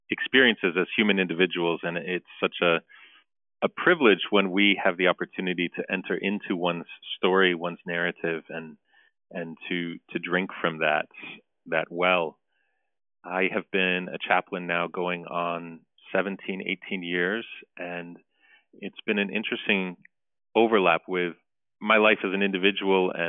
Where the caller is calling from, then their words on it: Armonk, New York, United States; I'm calling in from St. Nerses this morning here in Armonk, New York, in Westchester County.